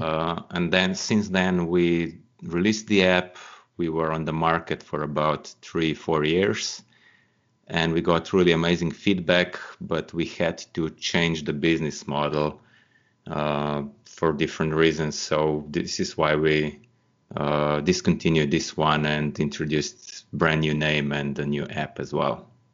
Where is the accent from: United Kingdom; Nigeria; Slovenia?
Slovenia; Slovenia is my home country